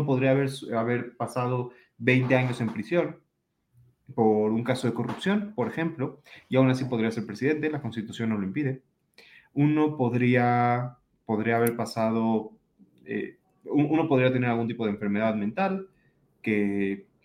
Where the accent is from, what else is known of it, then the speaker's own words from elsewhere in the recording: Mexico; Es decir, yo soy mexicano